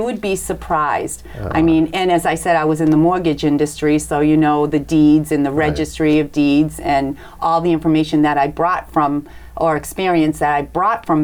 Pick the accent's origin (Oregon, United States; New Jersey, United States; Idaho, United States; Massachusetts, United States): Massachusetts, United States; Milford; moved away as an adult; now in Franklin, United States; I grew up in Milford. I was born and raised in Milford, and I moved to Franklin about 30 years ago.